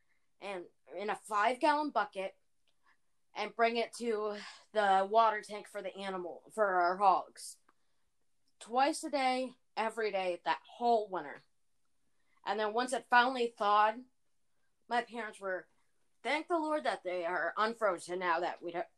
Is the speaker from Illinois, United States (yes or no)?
no; Iowa, United States; because I grew up in Iowa all of my life, and being an Iowa farm girl myself